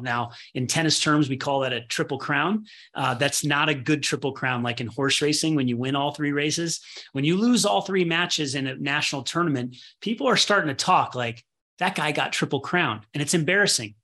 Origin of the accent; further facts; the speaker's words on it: Midwest, United States; I was born in the Midwest